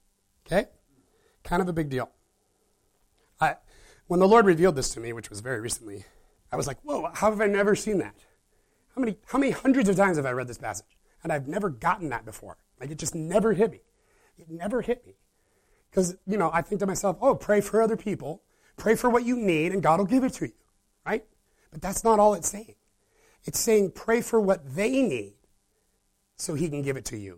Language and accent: English; Midwest, United States; I was raised in the Midwest